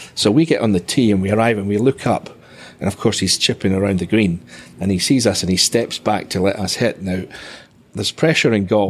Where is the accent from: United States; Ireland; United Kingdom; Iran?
United Kingdom; Dunbar, Scotland; Was in basically my hometown